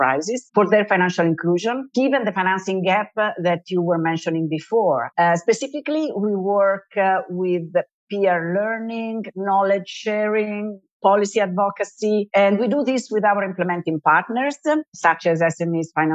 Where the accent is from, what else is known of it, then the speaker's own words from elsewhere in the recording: Italy; from Italy, more specifically from the Italian Central Bank